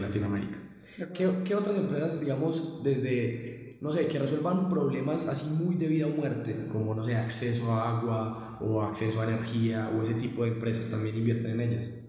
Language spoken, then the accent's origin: Spanish; Colombia; yo soy de Colombia